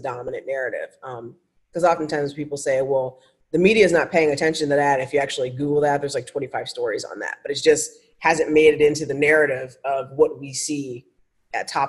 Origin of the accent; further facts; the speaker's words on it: Ohio, United States; moved away as an adult; also born or lived in Indianapolis / Sacramento; now in Los Angeles, United States; I grew up in Ohio